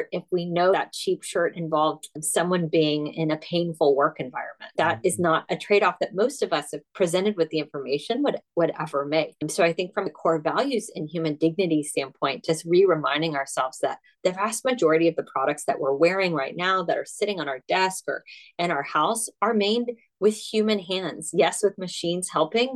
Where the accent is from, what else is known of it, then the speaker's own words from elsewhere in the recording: United States; accent: American; I'm American